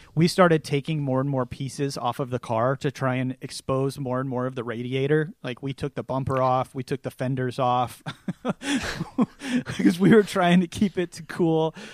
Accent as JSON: {"language": "English", "town": "Seattle", "region": "Washington", "country": "United States", "tie": "born or raised there", "said": "born and raised in the Seattle area"}